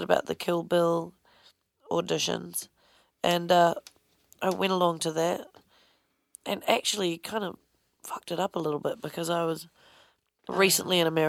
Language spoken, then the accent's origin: English; New Zealand; moved away; I was from New Zealand.